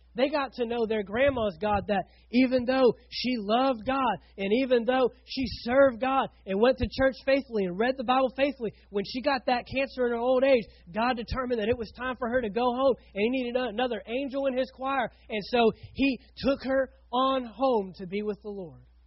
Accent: Fort Worth, Texas, United States; moved away as an adult; now in St. Augustine, United States; I grew up in Fort Worth, Texas, with 5 million people

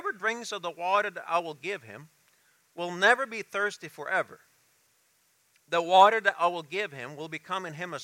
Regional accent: United States; also born or lived in Kenya; I'm still an American

